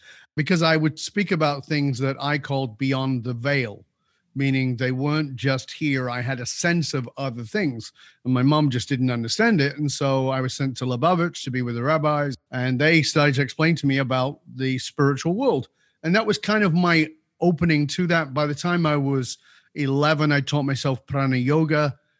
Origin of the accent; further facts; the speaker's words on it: England, United Kingdom; So, yeah, I was born in Northern